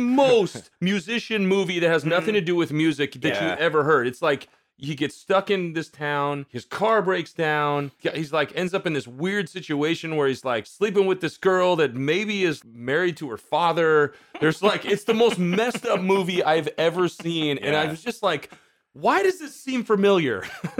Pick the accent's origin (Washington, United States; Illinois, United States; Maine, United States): Washington, United States; Marysville; I'm from Marysville.